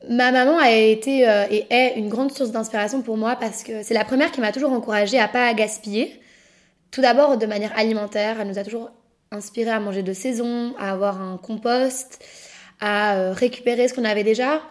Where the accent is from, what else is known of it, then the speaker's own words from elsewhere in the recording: Brussels, Brussels-Capital Region, Belgium; je suis bruxelloise, née à Bruxelles et je vis encore à Bruxelles actuellement